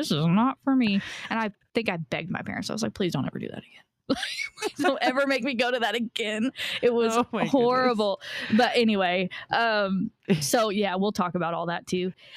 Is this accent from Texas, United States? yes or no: yes; Texas, United States; I'm from Texas